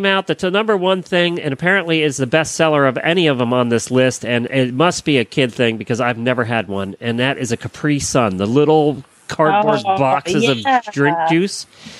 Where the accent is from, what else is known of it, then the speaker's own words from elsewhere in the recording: Pennsylvania, United States; now in Florida, United States; See, we were soda in Pennsylvania.